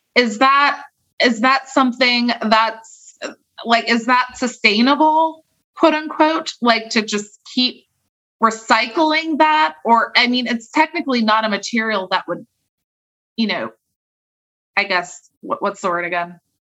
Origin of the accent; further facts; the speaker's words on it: California, United States; I'm from California